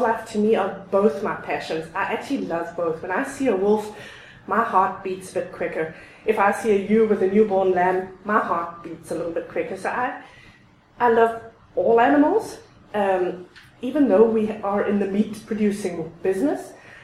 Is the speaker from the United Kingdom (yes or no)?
no; South Africa; moved away as an adult; also born or lived in Europe; now in Alberta, Canada; I was born and raised in South Africa. I spent the first 22 years in South Africa